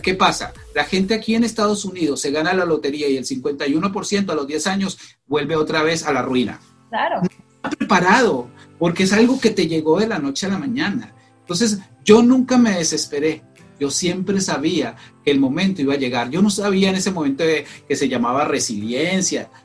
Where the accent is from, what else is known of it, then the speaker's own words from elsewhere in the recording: Colombia; moved away as an adult; now in United States; soy colombiano, soy colombiano